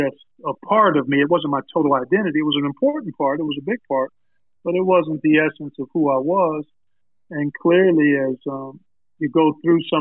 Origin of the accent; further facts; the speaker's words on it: Cleveland, Ohio, United States; I grew up in Cleveland, oldest of 5 kids